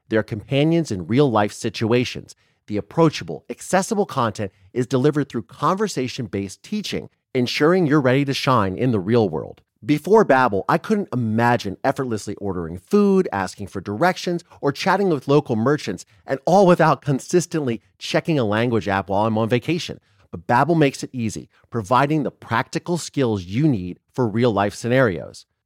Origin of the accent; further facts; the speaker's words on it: Ohio, United States; also born or lived in Canada; now in Los Angeles, United States; I'm from Ohio